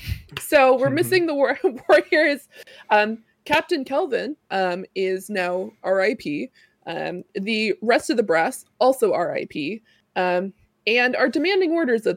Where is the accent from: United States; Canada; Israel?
Canada; I'm Canadian.